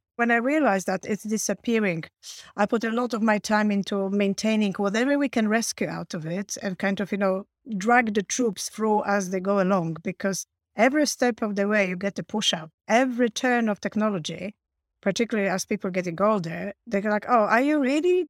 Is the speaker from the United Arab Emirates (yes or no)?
no; Poland; moved away as an adult; also born or lived in Warsaw, Poland; now in United Kingdom; I came from Poland, so I learned my tech at, uh, Warsaw University when I was studying, uh, linguistics